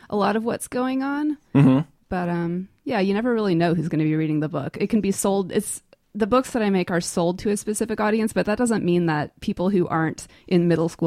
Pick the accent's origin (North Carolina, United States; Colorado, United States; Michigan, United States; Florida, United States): North Carolina, United States; Asheville; moving back to my hometown, which is here, Asheville.